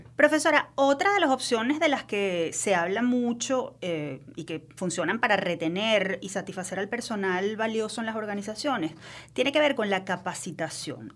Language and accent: Spanish; Venezuela